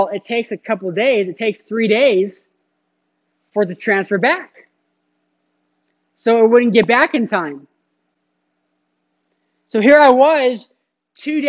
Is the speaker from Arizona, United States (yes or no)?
yes; Phoenix, Arizona, United States; moved away as an adult; also born or lived in Cincinnati, Ohio; I was in Phoenix. I grew up in Phoenix